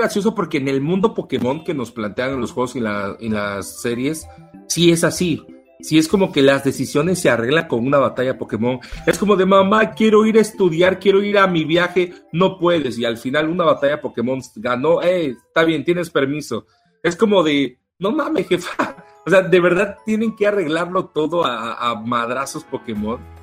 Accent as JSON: {"language": "Spanish", "country": "Mexico", "said": "yo soy mexicano"}